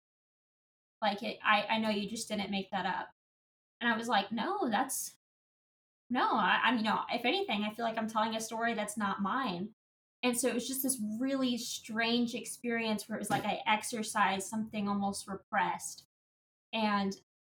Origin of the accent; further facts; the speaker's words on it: Indiana, United States; I grew up on a farm as well in Indiana